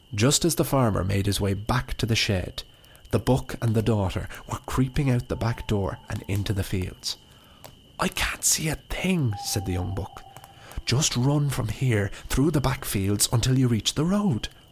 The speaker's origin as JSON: {"language": "English", "region": "County Wicklow", "country": "Ireland", "tie": "born or raised there", "said": "my hometown, which I didn't have the greatest relationship with growing up"}